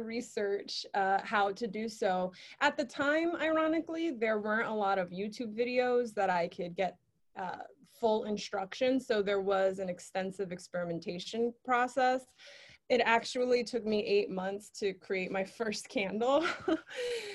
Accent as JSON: {"language": "English", "town": "New York City", "region": "New York", "country": "United States", "tie": "born or raised there", "said": "I lived all over the Bronx, but that area is where I was raised"}